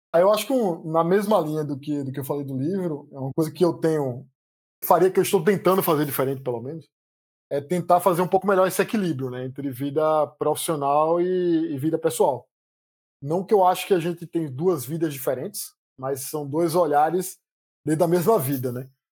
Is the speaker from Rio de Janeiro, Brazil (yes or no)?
no; Recife, Pernambuco, Brazil; born or raised there; accent: Recife accent; moved away as an adult; also born or lived in Campinas; now in São Paulo, Brazil